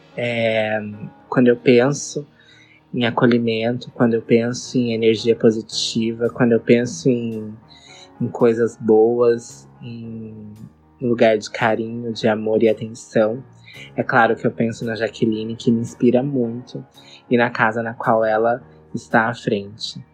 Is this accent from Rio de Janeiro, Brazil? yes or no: no; Mato Grosso, Brazil; now in Rio Grande do Norte, Brazil; eu sou do Mato Grosso, mas estou morando aqui no Rio Grande do Norte.